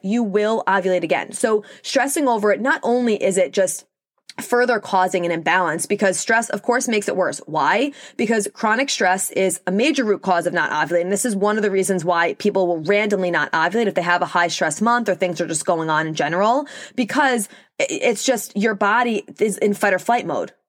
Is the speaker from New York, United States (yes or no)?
yes; Long Island, New York, United States; accent: New York; if you couldn't tell by my accent, I'm from New York, specifically Long Island